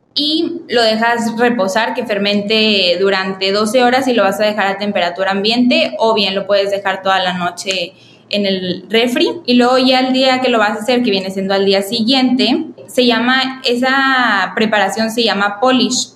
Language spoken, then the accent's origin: Spanish; Mexico; nosotros los mexicanos